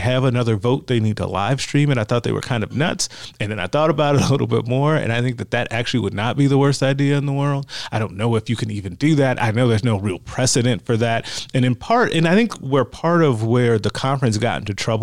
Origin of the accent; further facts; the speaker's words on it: Big Ten country, Midwest, United States; I grew up in Big Ten country